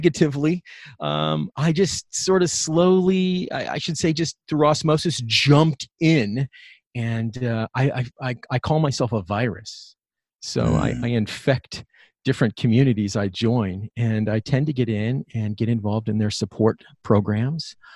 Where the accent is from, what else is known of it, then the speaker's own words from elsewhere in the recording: Bay Area, California, United States; I grew up in the Bay Area